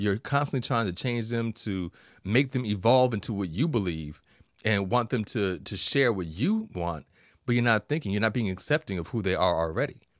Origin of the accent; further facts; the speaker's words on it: New York, United States; I'm a New Yorker